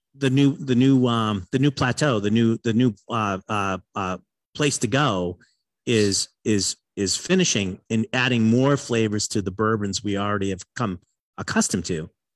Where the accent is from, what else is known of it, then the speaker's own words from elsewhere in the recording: Massachusetts, United States; I'm a northern boy, and I grew up in Massachusetts